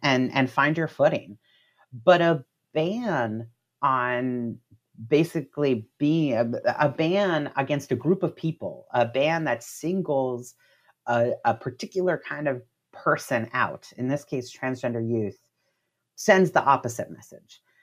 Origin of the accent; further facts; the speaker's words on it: Miami, Florida, United States; I'm from Florida myself, I'm from Miami, um, and my family is Cuban American